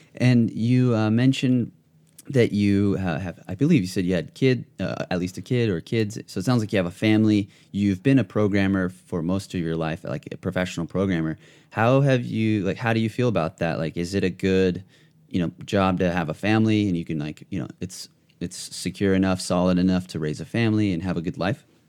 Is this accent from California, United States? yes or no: yes; Ventura County, California, United States; I'm actually from Ventura County